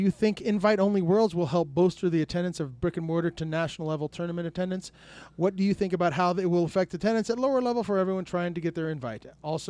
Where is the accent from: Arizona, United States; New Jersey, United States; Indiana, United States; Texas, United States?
Arizona, United States; Tucson; I grew born and raised in Tucson.